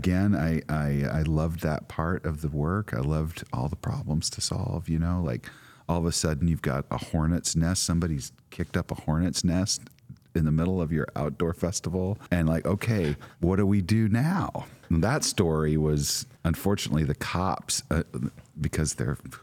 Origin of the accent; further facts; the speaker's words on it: Midwest, United States; moved away; also born or lived in San Francisco / Lebanon, Illinois; I grew up in the Midwest